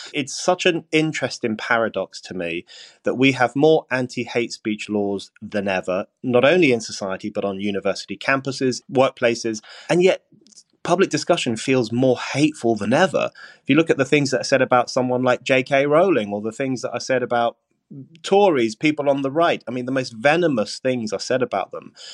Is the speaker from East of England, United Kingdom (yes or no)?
no; London, United Kingdom; I grew up in Burnt Oak in northwest London, in a large family, in a council house